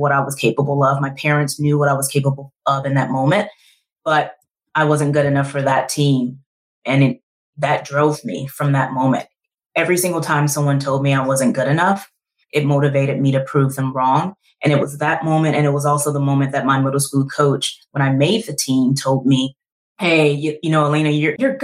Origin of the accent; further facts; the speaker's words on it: Shreveport, Louisiana, United States; Born and raised in Shreveport, Louisiana, Southern girl